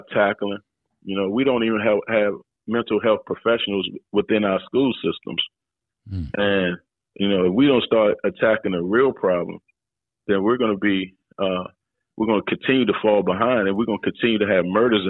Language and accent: English; Washington, District of Columbia, United States; I grew up in Washington, D.C.